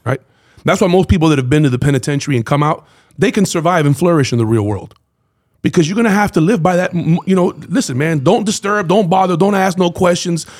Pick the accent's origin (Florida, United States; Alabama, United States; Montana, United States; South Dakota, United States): Florida, United States; Miami; so growing up in Miami